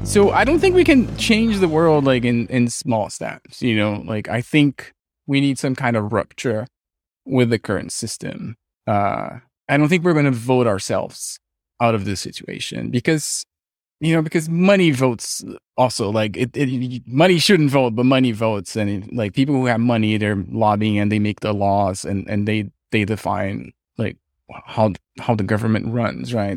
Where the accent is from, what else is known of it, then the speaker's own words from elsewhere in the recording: Brazil; now in California, United States; I'm from Brazil. We had a military dictatorship when I was growing up